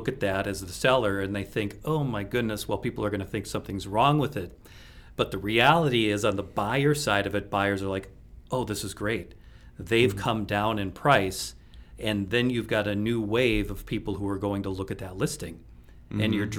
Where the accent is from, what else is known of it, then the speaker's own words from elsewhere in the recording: Minnesota, United States; Speaking of being like a Minnesotan, I don't ice fish, but at least down here in southeast Minnesota, you can trout fish, which I do.